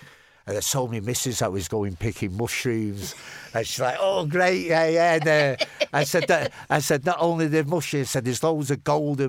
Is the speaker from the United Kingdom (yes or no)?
yes; United Kingdom; It's what we do best as British people